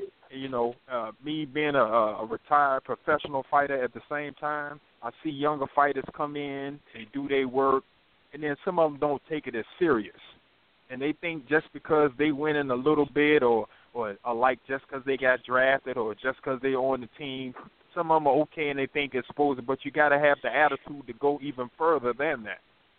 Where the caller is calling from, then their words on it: North Carolina, United States; I'm calling from North Carolina.